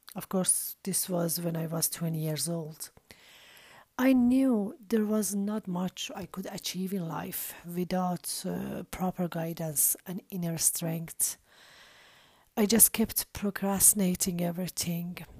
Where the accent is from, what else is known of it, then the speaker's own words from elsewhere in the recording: Iran; I was born and raised in Iran